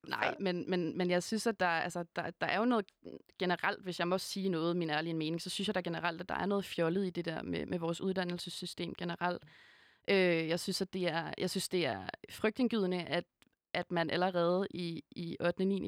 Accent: Hundested, Capital Region of Denmark, Denmark; jeg gik på en meget, meget provinciel folkeskole, øh, der hvor jeg kommer fra, i Hundested

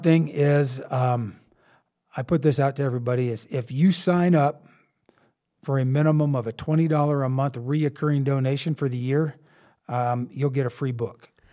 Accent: Eastern Colorado, United States; I grew up in Eastern Colorado.

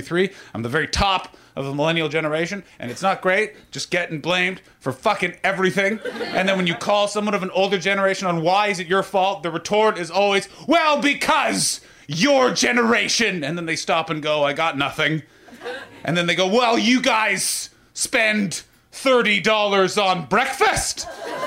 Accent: Canada; moved away as an adult; also born or lived in England; now in United States; I just moved to America. I'm Canadian. And then I lived in England for 6 years

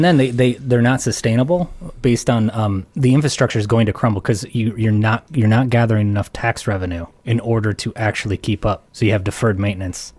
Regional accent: United States; as an American

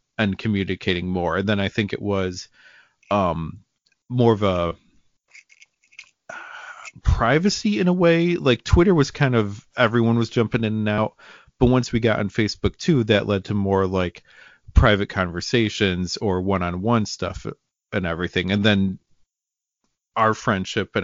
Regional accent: upstate New York, United States; I am from what I would consider a small town in upstate New York

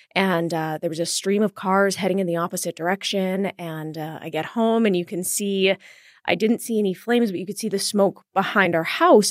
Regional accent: Edmonton, Alberta, Canada; I grew up in Edmonton

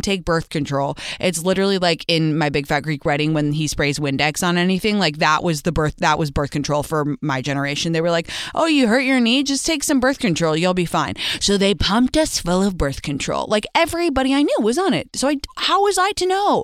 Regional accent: London, United Kingdom; now in California, United States; my hometown of London when I live in California

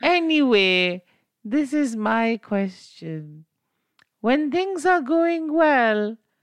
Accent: South Africa; And I'm from South Africa.

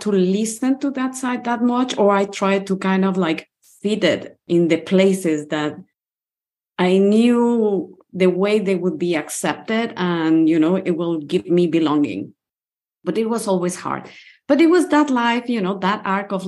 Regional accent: Mexico City, Mexico; moved away as an adult; now in Portugal; I grew up in Mexico City and I used to live in Mexico City.

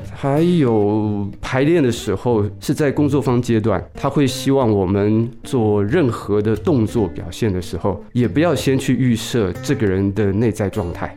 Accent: Taipei, Taiwan; 经过南门国中，那是我，我自己的国中啊

